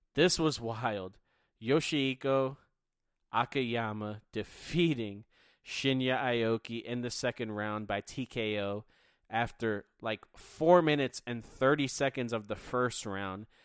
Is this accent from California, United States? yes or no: no; Philadelphia, Pennsylvania, United States; I'm from Philly.